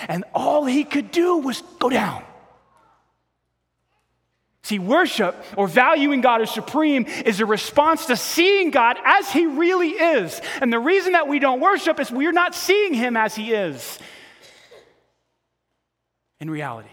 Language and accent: English; New York, United States; I grew up in New York